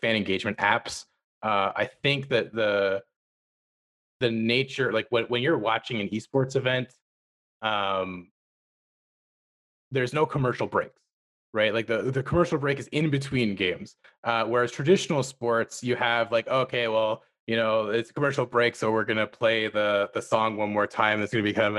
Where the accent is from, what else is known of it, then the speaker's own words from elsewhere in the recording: near Ottawa, Ontario, Canada; my hometown near Ottawa